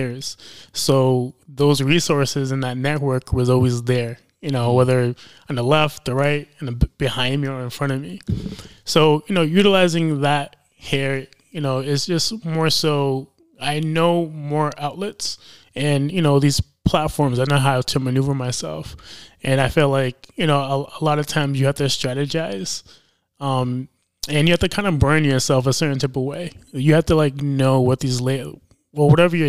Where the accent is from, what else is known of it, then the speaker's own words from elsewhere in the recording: New York City, New York, United States; moved away as an adult; now in Rhode Island, United States; I was pretty much built in New York City